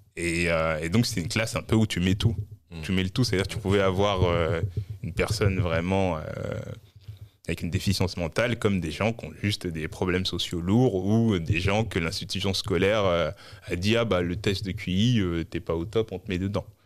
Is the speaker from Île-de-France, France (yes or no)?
yes; Orly, Île-de-France, France; also born or lived in Mali / Créteil / Saint-Maur-des-Fossés / Maisons-Alfort; je suis né en, dans Val-de-Marne, à Créteil. Et dans mon enfance, à mes deux ans, on est retourné au Mali. On est revenu en France quand j'avais six ans.